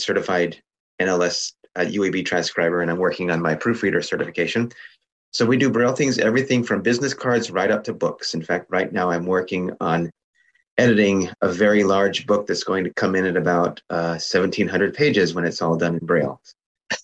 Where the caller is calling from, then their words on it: San Leandro, California, United States; And I'm calling you from San Leandro, California.